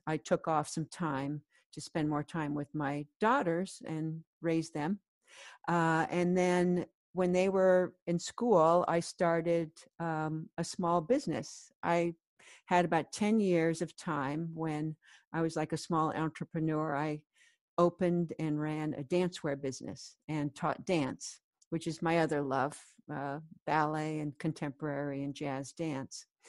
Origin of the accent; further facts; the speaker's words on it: California, United States; moved away as an adult; also born or lived in Colorado; now in New York City, United States; I grew up in California and then I went to law school in Colorado